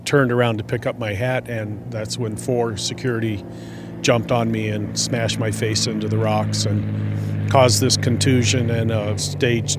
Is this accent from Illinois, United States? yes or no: no; Santa Fe, New Mexico, United States; I'm from Santa Fe, New Mexico.